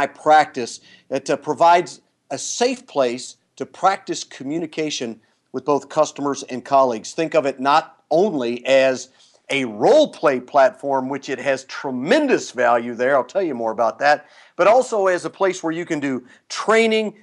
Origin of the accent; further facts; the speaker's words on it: Midwest, United States; I'm from the Midwest